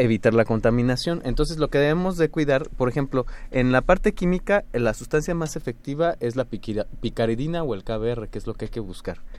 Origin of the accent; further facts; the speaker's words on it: Mexico; nosotros como mexicanos